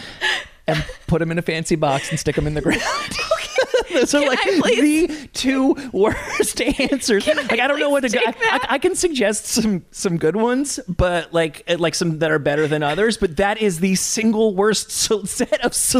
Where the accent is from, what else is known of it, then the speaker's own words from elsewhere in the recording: New Jersey, United States; I'm from New Jersey